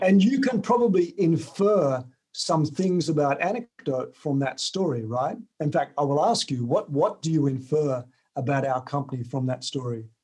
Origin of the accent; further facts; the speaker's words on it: Tasmania, Australia; moved away as an adult; also born or lived in United Kingdom; I grew up in Tasmania